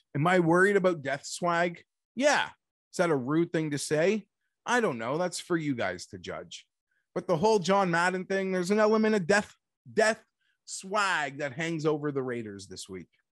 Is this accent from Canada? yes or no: yes; Canada; I'm Canadian